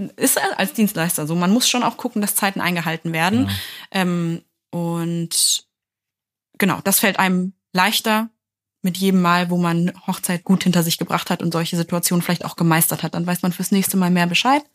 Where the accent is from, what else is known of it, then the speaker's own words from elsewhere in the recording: near Hanover, Lower Saxony, Germany; ich bin ja aus Niedersachsen, habe ich ja schon öfter mal erwähnt, aus der Nähe von Hannover